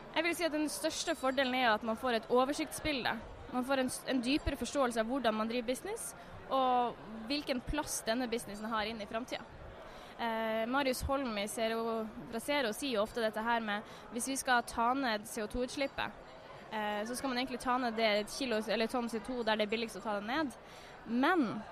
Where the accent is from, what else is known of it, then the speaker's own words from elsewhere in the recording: Northern Norway, Norway; jeg er jo fra Nord-Norge